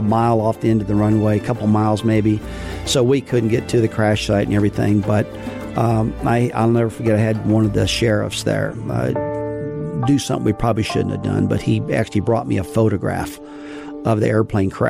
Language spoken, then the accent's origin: English; St. Louis, Missouri, United States; moved away as an adult; I grew up in St. Louis, Missouri